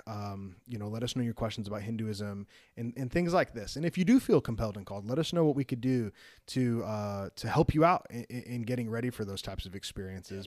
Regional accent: outside of Chicago, Illinois, United States; moved away; I grew up outside of Chicago

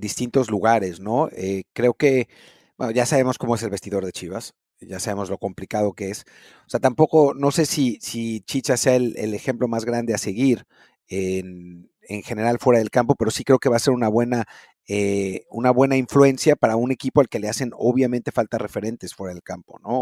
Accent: Mexico; nuestro problema como mexicanos

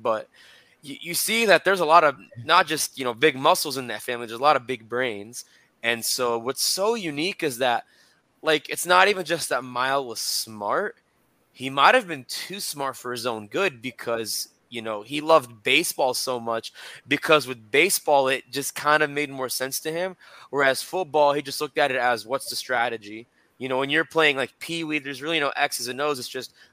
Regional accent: Lexington, Kentucky, United States; I grew up in Lexington. I didn't just go to school there. I actually grew up there.

